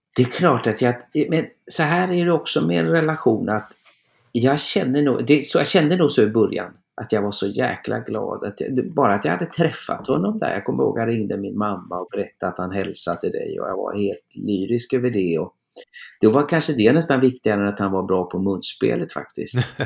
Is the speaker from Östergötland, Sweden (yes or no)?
no; Trollhättan, Västra Götaland, Sweden; min hemstad